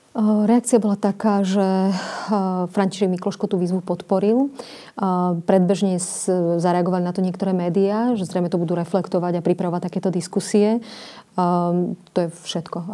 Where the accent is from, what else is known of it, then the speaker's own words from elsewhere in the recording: Slovakia; Slovenka automaticky, samozrejme. Na Slovensku sa narodila